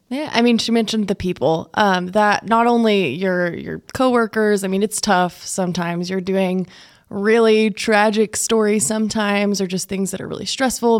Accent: Plains, Texas, United States; I grew up in Plains, about an hour away here from Lubbock

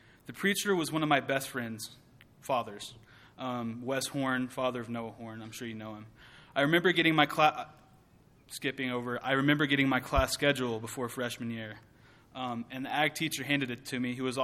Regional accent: Merkel, Texas, United States; also born or lived in Abilene, Texas; I was born in Abilene, Texas, and raised in the small town of Merkel

